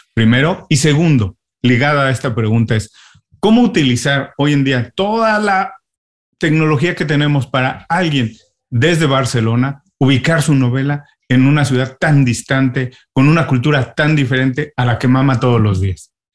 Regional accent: Mexico; now in Miami, United States; yo soy un inmigrante, ah, yo soy mexicano, pero llegué a Miami

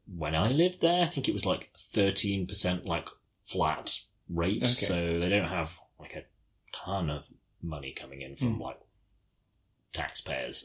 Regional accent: United Kingdom; I'm so British.

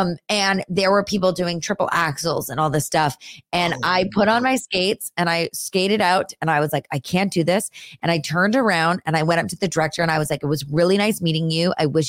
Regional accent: California, United States; also born or lived in Los Angeles; I grew up up north in the Bay Area. Okay. I was born at Stanford University, so up there.

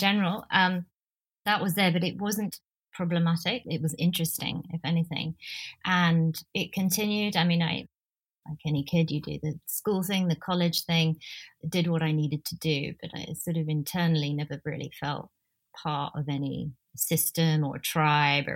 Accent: London, United Kingdom; also born or lived in New Delhi, India; I grew up in North London, Northwest London.

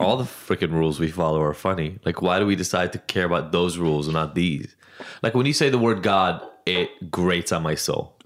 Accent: Israel; moved away; I grew up in Israel

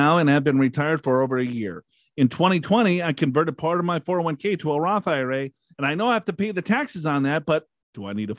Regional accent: Floyds Knobs, Indiana, United States; from Floyd Knobs, India.

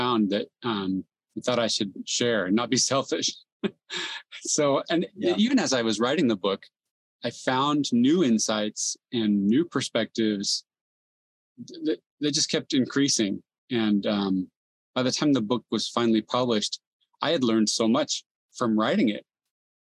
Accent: San Jose, California, United States; also born or lived in South America; I was born and raised in San Jose, California, youngest of four kids

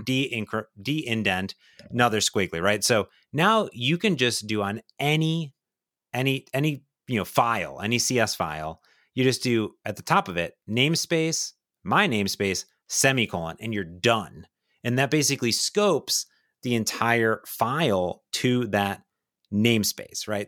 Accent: Ohio, United States; I grew up in Ohio

